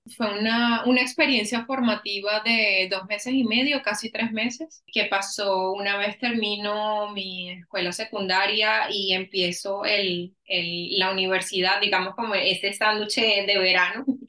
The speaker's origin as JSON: {"language": "Spanish", "town": "Caracas", "region": "Capital District", "country": "Venezuela", "tie": "born or raised there", "moved": "as an adult", "lives_now": "Austin, United States", "said": "yo nací y crecí en Caracas, Venezuela"}